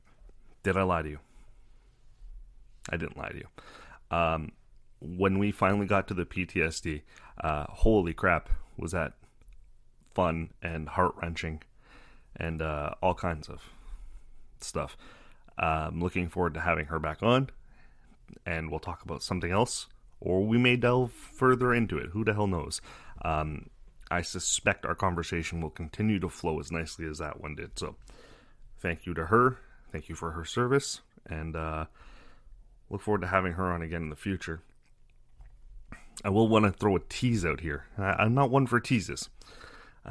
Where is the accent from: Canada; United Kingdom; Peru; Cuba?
Canada; I'm Canadian